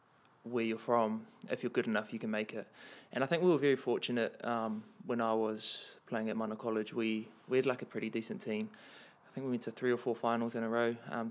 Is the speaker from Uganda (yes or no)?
no; Porirua, Wellington, New Zealand; born and bred in Porirua. My whānau is actually from Matata, so we're in Ngāti Rangatihi. That's where my dad's family's from. And then my mum's family, she's from Porirua.